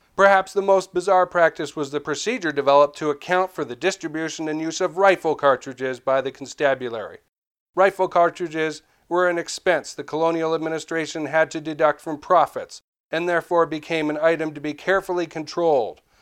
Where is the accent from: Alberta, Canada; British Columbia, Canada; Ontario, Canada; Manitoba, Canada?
British Columbia, Canada; Vancouver; I'm from Vancouver